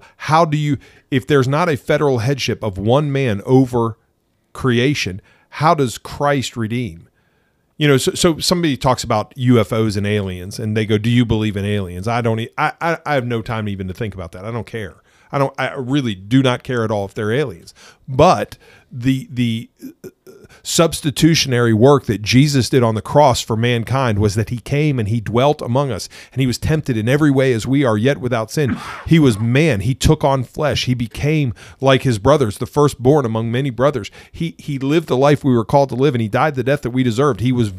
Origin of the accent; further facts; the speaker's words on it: England, United Kingdom; Well, than the fact that I am an alien from England.